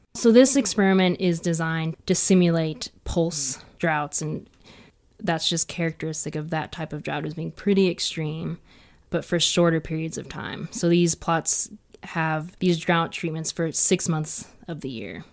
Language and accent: English; East Coast, United States; now in Colorado Plateau, United States; I'm from the East Coast where there's a lot of lush green vegetation